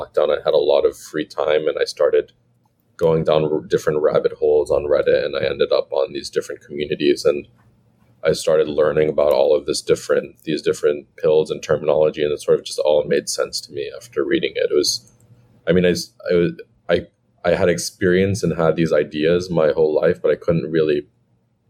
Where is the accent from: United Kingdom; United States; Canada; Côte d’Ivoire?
United States; I was born in the U.S. And I was born in a fairly diverse area.